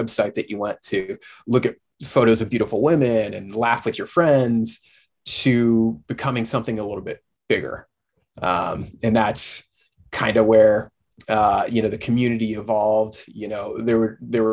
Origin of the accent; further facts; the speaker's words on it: Indiana, United States; moved away as an adult; also born or lived in Dayton, Ohio / Dominican Republic; I was born and raised in Indiana